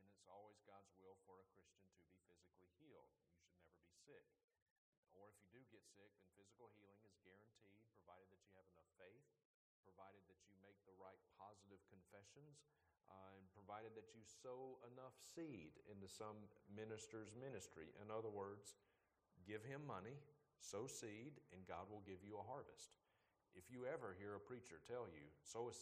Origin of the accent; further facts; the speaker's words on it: Vicksburg, Mississippi, United States; my hometown at the time, Vicksburg, Mississippi.